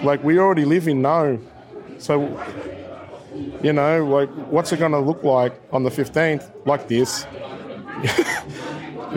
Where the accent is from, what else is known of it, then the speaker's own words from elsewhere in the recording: Shepparton, Victoria, Australia; I grew up here in Shepparton